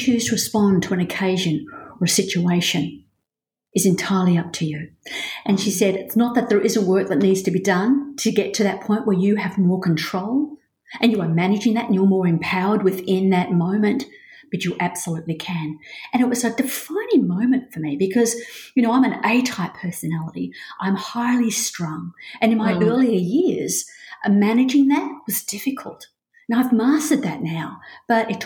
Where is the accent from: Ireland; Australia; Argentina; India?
Australia; Melbourne, Victoria; moved away as an adult; also born or lived in Hong Kong; I'm a Melbourne girl, Australia, Melbourne through and through